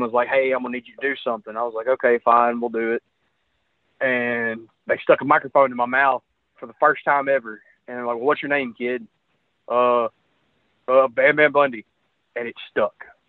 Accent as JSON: {"language": "English", "town": "Memphis", "region": "Tennessee", "country": "United States", "tie": "born or raised there", "said": "I was growing up in Memphis"}